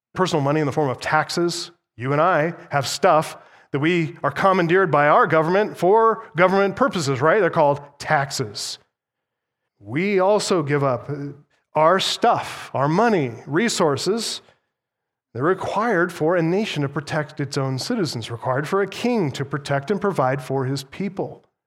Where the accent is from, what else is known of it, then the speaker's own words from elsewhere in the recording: United States; as an American